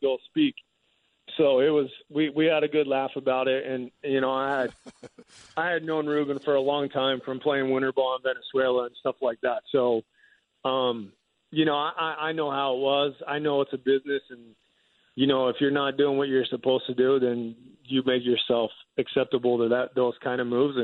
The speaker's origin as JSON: {"language": "English", "area": "Chester County", "region": "Pennsylvania", "country": "United States", "tie": "born or raised there", "said": "I grew up in Chester County, which is about 30 minutes outside of Philly"}